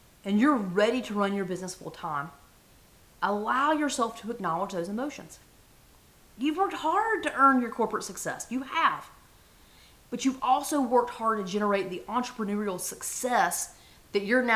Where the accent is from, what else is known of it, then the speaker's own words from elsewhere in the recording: the South, United States; I was raised in the South.